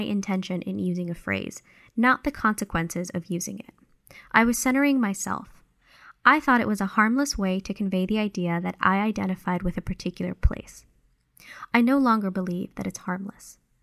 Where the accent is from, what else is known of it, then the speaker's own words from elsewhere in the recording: California, United States; moved away as an adult; also born or lived in Guatemala; now in Ohio, United States; I usually say that I grew up in California